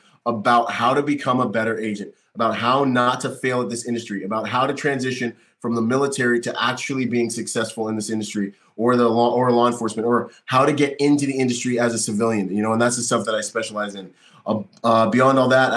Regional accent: Bahamas; also born or lived in Florida; now in California, United States; I'm from the Bahamas

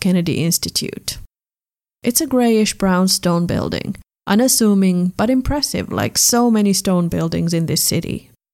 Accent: Finland; now in Germany; my home country

